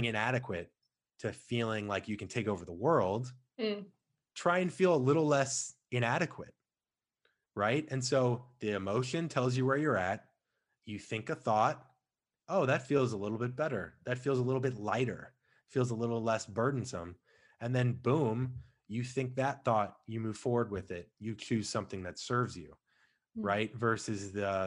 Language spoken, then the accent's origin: English; St. Louis, Missouri, United States; I come from St. Louis. We didn't have an NBA team